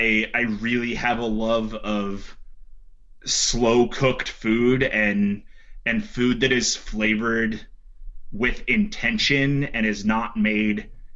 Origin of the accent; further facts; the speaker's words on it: Western Pennsylvania, United States; moved away; also born or lived in Richmond, Virginia; my hometown in Western Pennsylvania